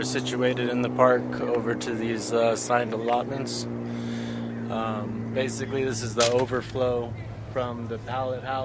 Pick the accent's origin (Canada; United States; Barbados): United States; Santa Barbara, California; also born or lived in Utah; now in Santa Barbara, United States; I'm from Santa Barbara